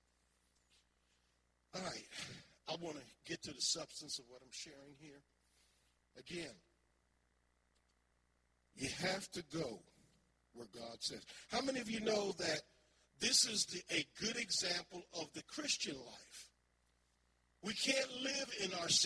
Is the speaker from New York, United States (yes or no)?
no; Philadelphia, Pennsylvania, United States; I was raised in North Philly, Huntington Park, you know, Erie Avenue